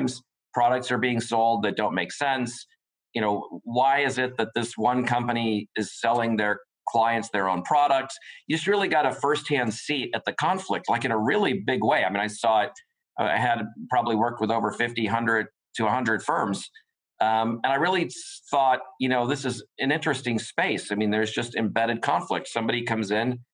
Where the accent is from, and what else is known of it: United States; born or raised there